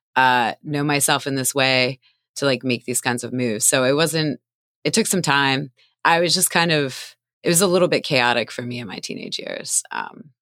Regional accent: Doylestown, Pennsylvania, United States; now in Philadelphia, United States; I grew up in Doylestown, Pennsylvania.

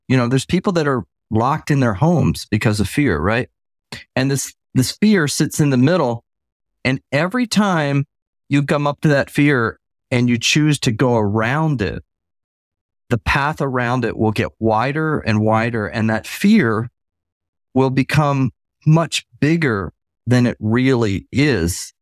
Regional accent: Tampa, Florida, United States; also born or lived in Michigan; now in Southeast Georgia, United States; growing up in Tampa as a kid

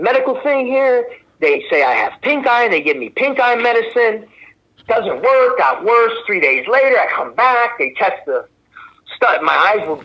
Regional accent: Philadelphia, Pennsylvania, United States; Me growing up in South Philly

